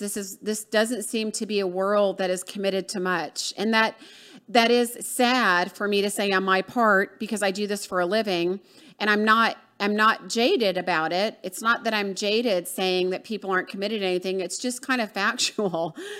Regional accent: Atlanta, Georgia, United States; moved away; from, uh, Atlanta, Georgia, um, my hometown

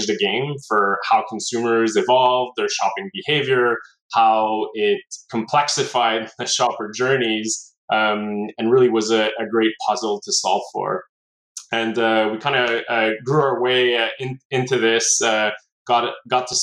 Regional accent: Montreal, Quebec, Canada; Was born and raised in Montreal

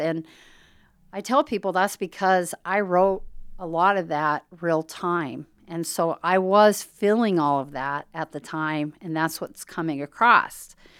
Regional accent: Harlan, Iowa, United States; I was raised in Harlan, Iowa

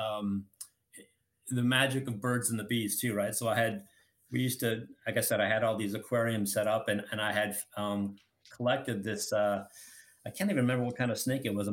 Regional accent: Colorado, United States; I grew up in Colorado, and I lived in a subdivision

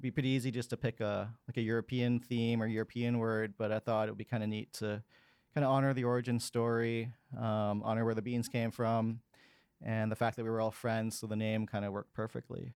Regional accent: Vancouver, British Columbia, Canada; I was born and raised in Vancouver, and here I am today still in two thousand twenty-two. Um, I grew up in the North Shore in the nineteen eighties

